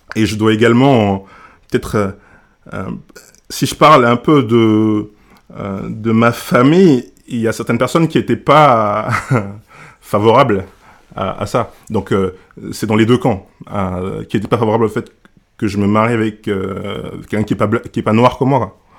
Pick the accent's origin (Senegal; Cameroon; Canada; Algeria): Senegal; now in Grenoble, France; je viens du Sénégal, j'arrive au, j'arrive en France